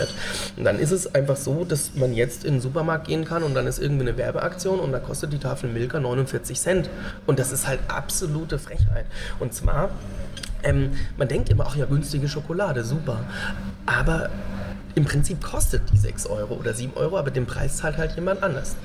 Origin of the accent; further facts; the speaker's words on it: Nüdlingen, Bavaria, Germany; eine Behindertenwerkstatt in meinem Heimatdorf in Nüdlingen